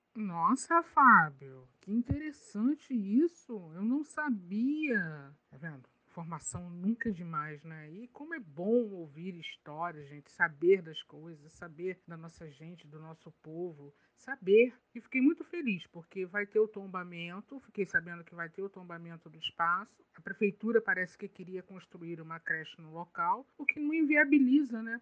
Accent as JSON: {"language": "Portuguese", "town": "Caxias", "country": "Brazil", "tie": "born or raised there"}